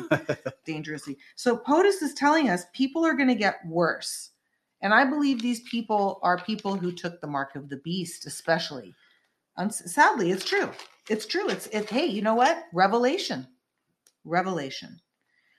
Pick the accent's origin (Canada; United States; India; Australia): United States; the Bay Area, California; also born or lived in San Francisco; I lived in San Francisco for 12 plus years, and I lived in the Bay Area. I'm from the Bay Area.